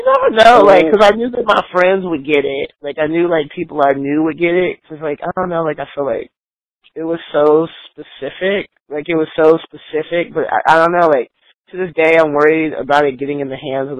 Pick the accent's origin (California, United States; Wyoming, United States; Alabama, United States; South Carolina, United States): Alabama, United States; Triana; now in Oakland, United States; I grew up in Triana, Alabama